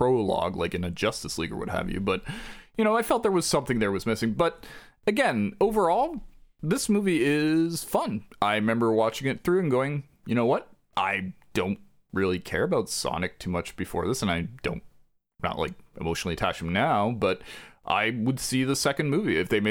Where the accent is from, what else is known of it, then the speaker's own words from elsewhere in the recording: the South, United States; accent: Southern; I didn't know how to translate that without because my Southern accent is.